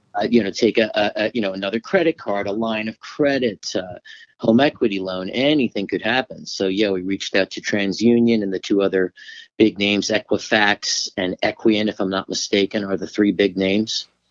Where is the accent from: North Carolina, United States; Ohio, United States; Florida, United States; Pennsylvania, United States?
Florida, United States; I'm from Florida originally